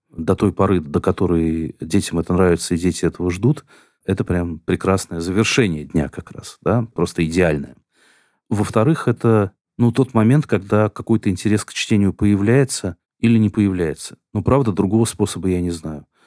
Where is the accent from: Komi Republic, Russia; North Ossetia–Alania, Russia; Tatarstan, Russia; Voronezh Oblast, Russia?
Tatarstan, Russia; Kazan; все думаете, что если я из Казани, то вот это мне должно быть интересно.